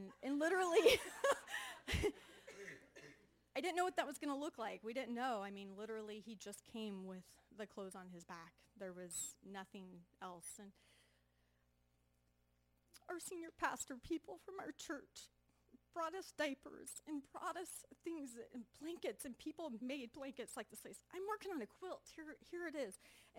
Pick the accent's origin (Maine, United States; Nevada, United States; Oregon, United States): Oregon, United States; Junction City; I'm from Junction City, Oregon.